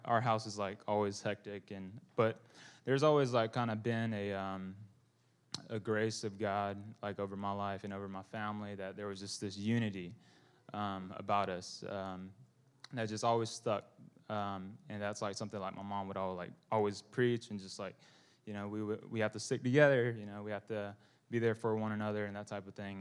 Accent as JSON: {"language": "English", "area": "Bible Belt", "region": "the South", "country": "United States", "said": "I'm Vietnamese American"}